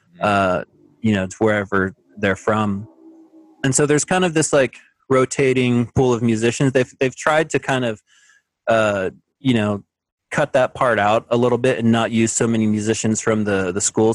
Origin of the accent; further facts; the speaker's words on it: McAlester, Oklahoma, United States; also born or lived in Houston, Texas / Edmond, Oklahoma; I was born in Texas. I lived there for a little while, but most of my life I grew up in Oklahoma